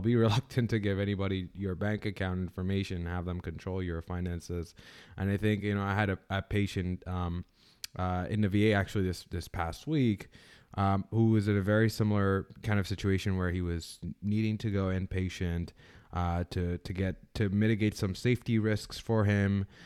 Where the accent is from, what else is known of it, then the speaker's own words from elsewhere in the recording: Canada; now in United States; I'm originally from Canada